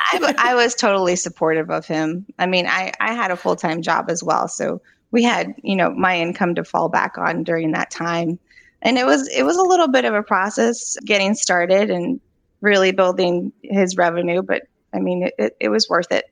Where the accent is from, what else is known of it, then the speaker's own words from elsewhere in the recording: Charlottesville, Virginia, United States; I grew up here in Charlottesville, so we're both from here